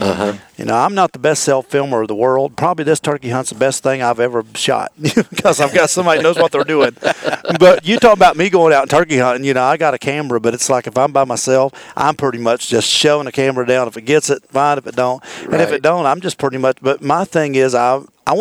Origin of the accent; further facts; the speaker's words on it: Virginia, United States; I'm from Virginia originally. I'm a Virginia native, you know, born, raised in Virginia